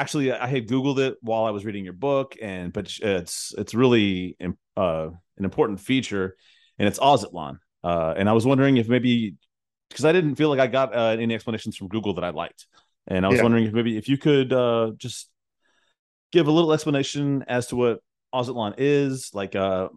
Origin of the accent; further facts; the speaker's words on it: Tucson, Arizona, United States; I'm from Tucson originally. I'm a desert dude. I love the desert.